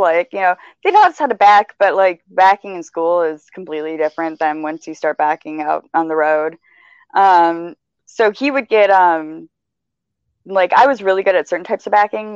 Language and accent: English; Michigan, United States; I'm from Michigan, driving in snow